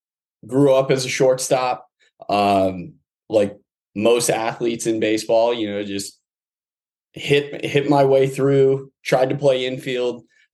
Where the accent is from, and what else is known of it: Toledo, Ohio, United States; moved away; also born or lived in New Orleans, Louisiana (family) / St. Petersburg, Florida